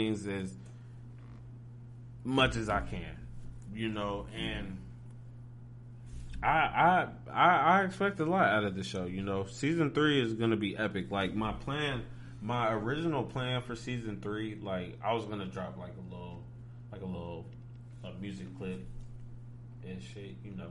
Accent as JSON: {"language": "English", "region": "Ohio", "country": "United States", "said": "People say I got an accent. I'm like, bro, I'm from Ohio."}